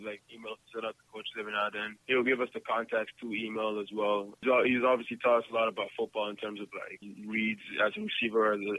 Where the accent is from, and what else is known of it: Canada